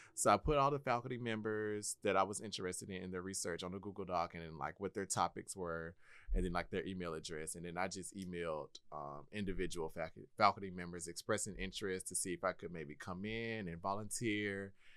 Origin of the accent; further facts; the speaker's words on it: Milledgeville, Georgia, United States; also born or lived in Kennesaw, Georgia; Originally, I was born and raised in Milledgeville, Georgia